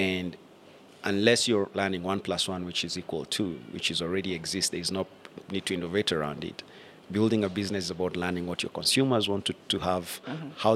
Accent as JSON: {"language": "English", "town": "Ongata Rongai", "region": "Kajiado County", "country": "Kenya", "tie": "born or raised there", "said": "I grew up in Ongata Rongai"}